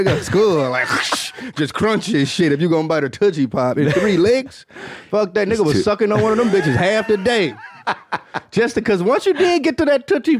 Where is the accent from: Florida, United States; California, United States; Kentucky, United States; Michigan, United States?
Michigan, United States; Detroit; moved away as an adult; now in Austin, United States; about me moving to Austin, Texas, man. Because, you know, I'm from Michigan, Detroit.